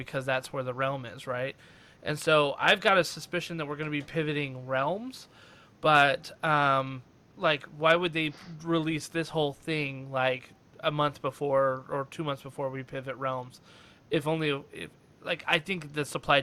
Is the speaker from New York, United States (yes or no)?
no; Reno, Nevada, United States; I'm from, like I told you before, I'm from Reno